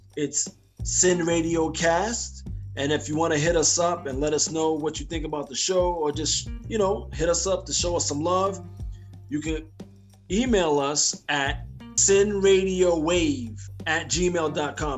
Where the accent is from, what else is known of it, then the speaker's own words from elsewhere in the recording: United States; as American people